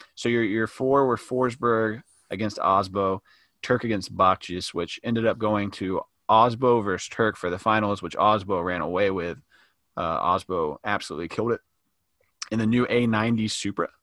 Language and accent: English; the South, United States; We're from the South